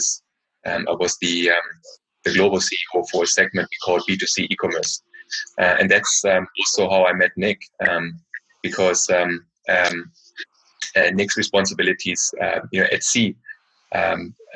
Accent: Germany; accent: German; moved away; also born or lived in China / Korea / Southeast Asia; I'm originally from Germany.

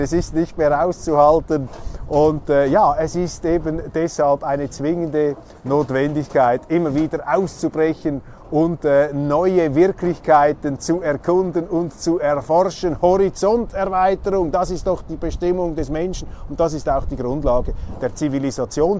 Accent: Switzerland; bei uns in der Schweiz

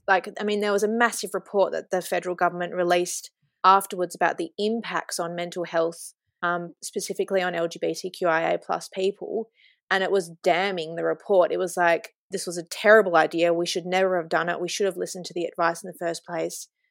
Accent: Kalgoorlie, Western Australia, Australia; I was born in Kalgoorlie Hospital and grew up here

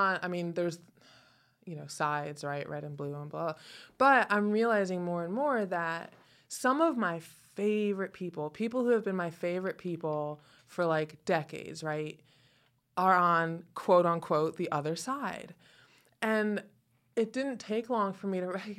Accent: Connecticut, United States; now in the South, United States; I am originally from Connecticut.

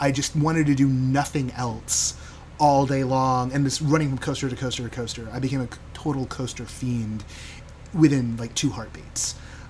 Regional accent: Southern California, United States; I grew up in Southern California

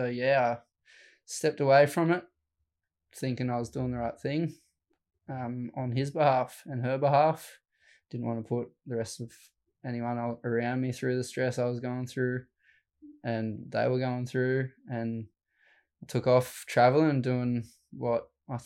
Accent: Helensburgh, New South Wales, Australia; Down Wollongong area. So a little place called Stemmel Park. Yeah, I grew up in Helensburg, but Stemmel Park's the beach there.

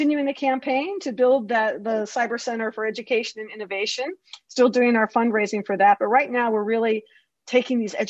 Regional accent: Baltimore, Maryland, United States; I'm from Baltimore.

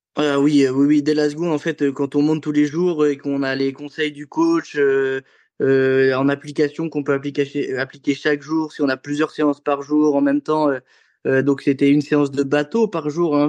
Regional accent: Avranches, Normandy, France; also born or lived in Condé-sur-Vire / Caen; j'étais toujours au club d'Avranches

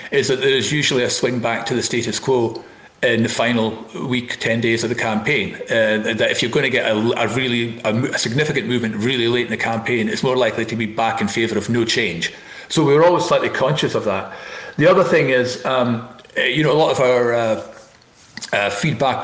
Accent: Elgin, Scotland, United Kingdom; I was up in Elgin, my hometown

